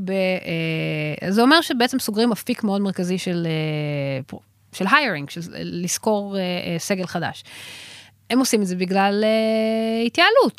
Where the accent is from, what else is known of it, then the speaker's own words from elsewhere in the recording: Israel; אני מישראל